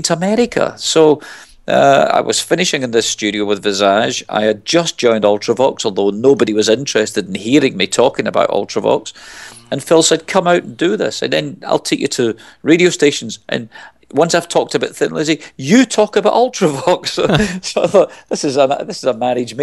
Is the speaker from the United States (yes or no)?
no; Glasgow, Scotland, United Kingdom; moved away; I'm originally from Glasgow. I mean, I moved away from there a long time ago, but I go back